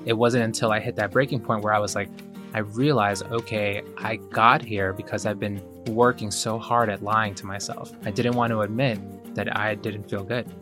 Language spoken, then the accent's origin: English; Ecuador; moved away; I was born in Ecuador